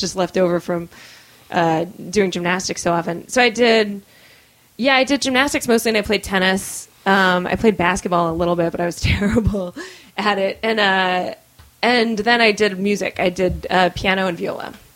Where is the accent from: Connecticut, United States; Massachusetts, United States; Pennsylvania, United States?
Massachusetts, United States; also born or lived in California / Florida / Chelmsford / Brookline; I was born in California. If we want to go way back, and then my mom moved to Florida and then they both moved to Massachusetts